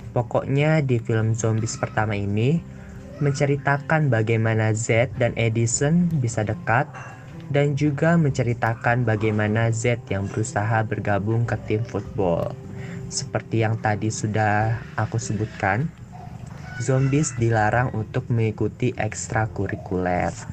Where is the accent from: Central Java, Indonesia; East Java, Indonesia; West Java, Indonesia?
West Java, Indonesia; Bogor; Aku juga asalnya dari Bogor